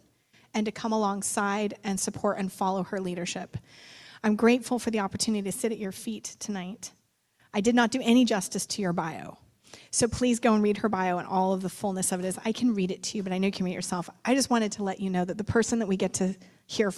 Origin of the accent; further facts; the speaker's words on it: Santa Rosa, California, United States; my hometown of Santa Rosa